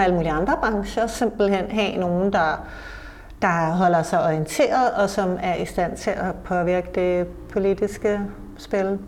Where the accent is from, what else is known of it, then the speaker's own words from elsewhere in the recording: Copenhagen, Capital Region of Denmark, Denmark; vi som københavnere